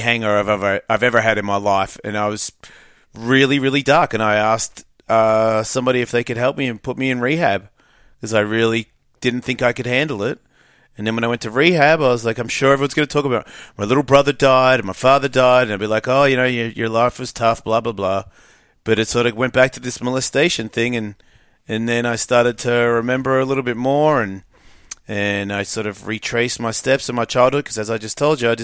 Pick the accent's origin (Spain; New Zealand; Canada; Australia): Australia; moved away; I grew up rough. It depends on where you are. If you're like a. I think if you're well off, it's different. I think if you're just average. Middle Australia